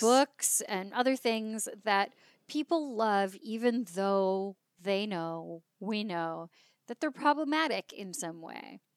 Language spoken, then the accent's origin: English; California, United States; also born or lived in Leeds, England; I'm from California.